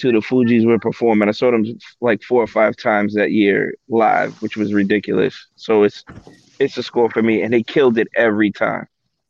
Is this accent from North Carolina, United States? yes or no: no; Mount Vernon, New York, United States; I'm from Mount Vernon, by the way, the Bronx.